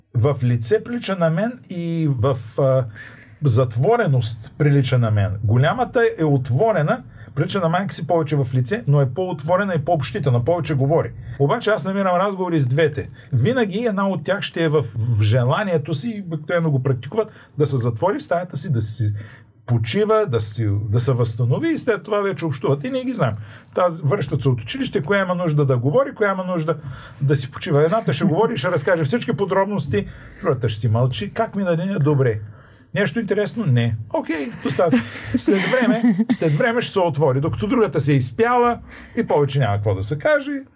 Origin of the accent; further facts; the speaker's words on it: Bulgaria; откъде си, България